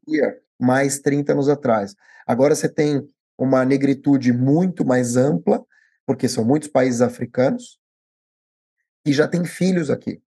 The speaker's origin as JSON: {"language": "Portuguese", "country": "Brazil", "tie": "born or raised there", "said": "eu já nasci no Brasil."}